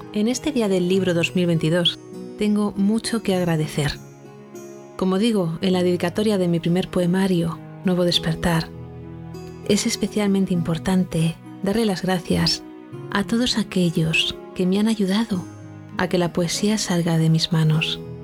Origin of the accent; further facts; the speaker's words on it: Castilla-La Mancha, Spain; mi tierra manchega